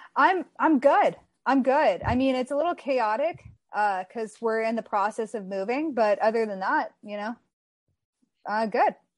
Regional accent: Texas, United States; moved away as an adult; now in Southern California, United States; I grew up in Texas. I lived there my entire life and then I moved out here to California by myself.

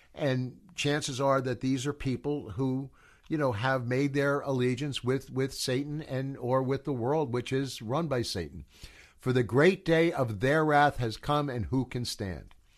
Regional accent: United States; also born or lived in New Jersey / Colorado; I am from America

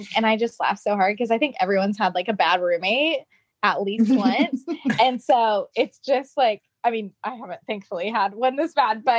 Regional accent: Oklahoma, United States; now in Nashville, United States; I'm originally from Oklahoma, live in Nashville now

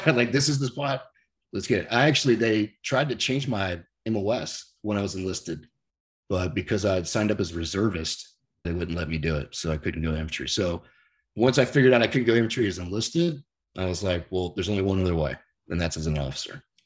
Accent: San Clemente, California, United States; also born or lived in Dallas, Texas; I grew up here in San Clemente, which is where I live now

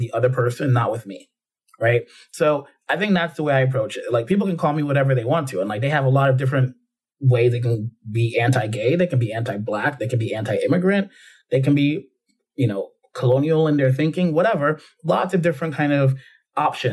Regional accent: New York City, New York, United States; moved away as an adult; also born or lived in Jamaica / London, United Kingdom; now in United Kingdom; growing up in the Bronx

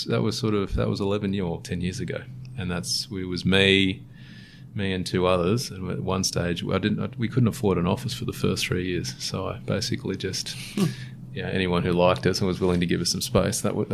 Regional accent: Sydney, New South Wales, Australia; also born or lived in Manly; So I'm a Sydney born and bred, born in Manly, or grew up in Manly for a little bit and then moved around.

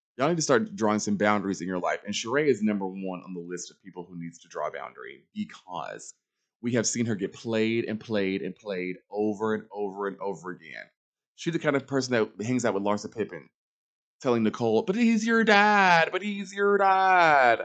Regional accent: Charlotte, North Carolina, United States; moved away; I'm from Charlotte, knew nobody

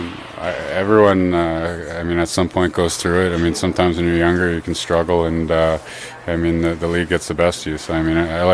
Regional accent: Canada; being a Canadian kid playing in the Canadian market

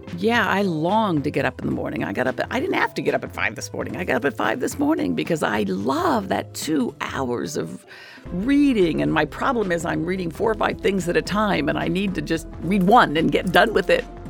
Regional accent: Central Ohio, United States; moved away; I grew up in Central Ohio

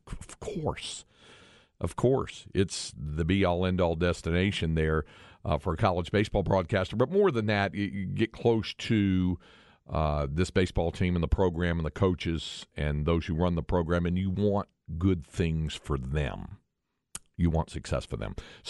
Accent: North Carolina, United States; longtime Texas resident, original native of my home state, North Carolina.

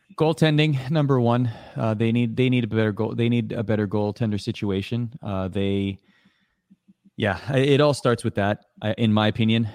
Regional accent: Toronto, Ontario, Canada; I grew up in Toronto. I love that city.

